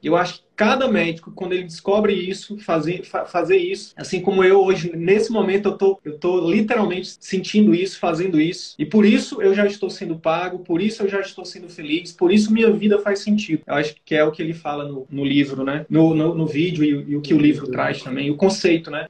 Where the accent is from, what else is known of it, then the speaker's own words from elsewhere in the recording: Piauí, Brazil; eu sou do Nordeste, tá, professor? Eu sou do Piauí